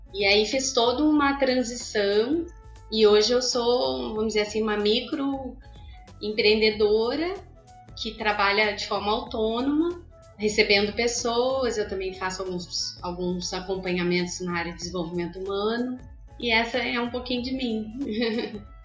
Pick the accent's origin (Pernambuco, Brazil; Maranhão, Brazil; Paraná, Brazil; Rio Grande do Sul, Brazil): Rio Grande do Sul, Brazil; also born or lived in Rio de Janeiro / São Paulo; now in Vitória, Brazil; sou uma gaúcha itinerante. É, saí do Rio Grande do Sul, já passei por três estados, morei no Rio de Janeiro, em São Paulo. Atualmente eu moro em Vitória, do Espírito Santo.